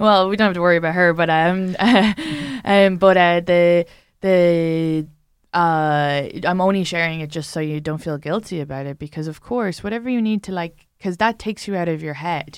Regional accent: Ireland; I'm an Irish woman

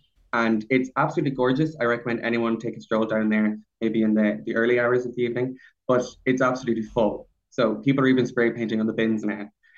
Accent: Connacht, Ireland; now in Dublin, Ireland; Like, even when I came first to Dublin, I came from Leitrim, and I was looking for an art-filled life.

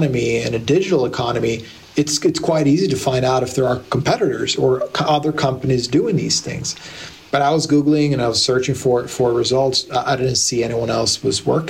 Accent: Blacksburg, Virginia, United States; moved away as an adult; now in Sweden; I moved permanently to Blacksburg and grew up there, went to high school, university

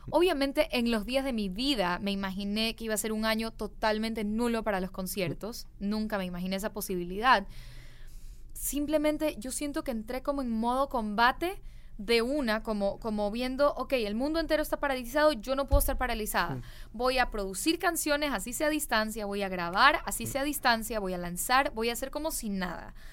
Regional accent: Guayaquil, Guayas, Ecuador; Sí, soy de Guayaquil, Ecuador.

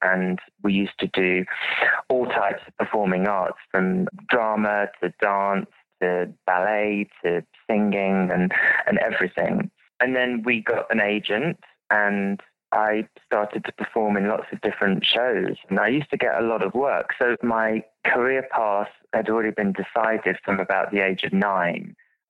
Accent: Birmingham, West Midlands, United Kingdom; now in London, United Kingdom; Birmingham's a big city, so it's the second biggest city in the UK. So from that respect, I've always been a city boy, which is probably why I ended up moving to London.

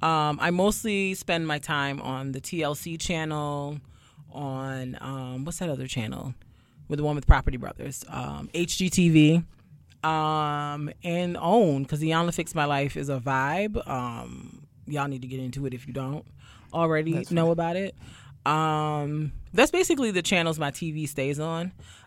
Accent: Brooklyn, New York, United States; also born or lived in Barbados / Queens; I just think I'm just a regular schmegler degler girl from Barbados / Queens / Brooklyn. I was born in Brooklyn, so I've been told I should claim it, but, you know.

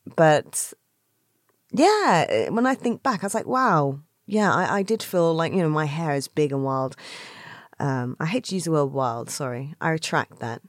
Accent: London, United Kingdom; where I grew up in South London, in Brixton

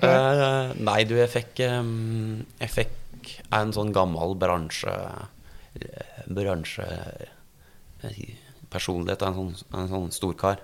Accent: Gjøvik, Innlandet, Norway; moved away; also born or lived in Oslo; når jeg er ned fra Gjøvik

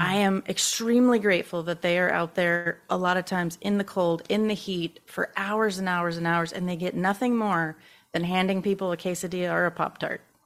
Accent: Baton Rouge, Louisiana, United States; I am from Baton Rouge, Louisiana

